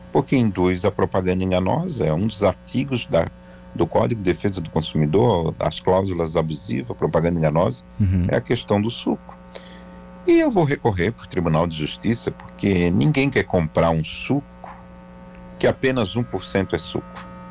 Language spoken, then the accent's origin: Portuguese; Brazil; sou brasileiro